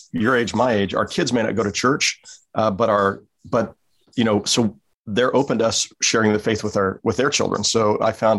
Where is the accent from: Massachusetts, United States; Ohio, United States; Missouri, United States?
Missouri, United States; Kansas City; I grew up in Kansas City